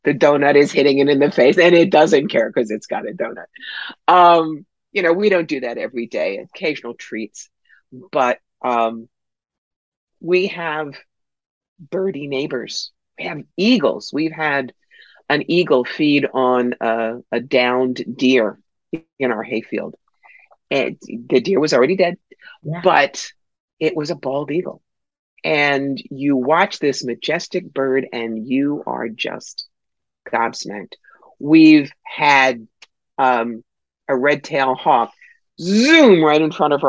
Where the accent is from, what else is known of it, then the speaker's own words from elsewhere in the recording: Cherry Hill, New Jersey, United States; now in Northern Catskills, United States; I grew up in Cherry Hill, New Jersey